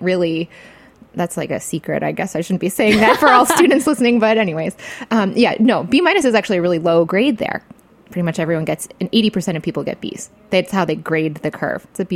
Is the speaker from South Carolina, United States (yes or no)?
no; Michigan, United States; I was from Michigan